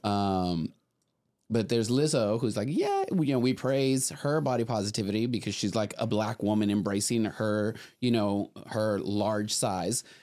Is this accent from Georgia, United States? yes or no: no; Laredo, Texas, United States; grew up in Laredo, Texas, which is ninety-eight percent Mexican